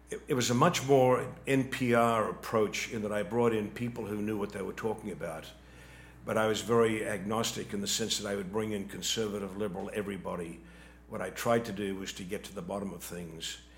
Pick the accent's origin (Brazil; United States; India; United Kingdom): United States; Atlanta, Georgia; I come from Atlanta, Georgia. I have relatives in Atlanta still. I know what the wrong side is like. I spent 37 years there.